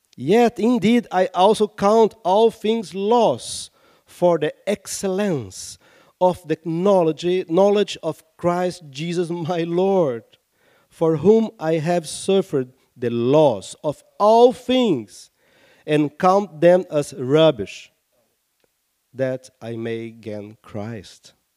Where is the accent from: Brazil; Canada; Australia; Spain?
Brazil; Rio de Janeiro; I come from Rio de Janeiro, my, my city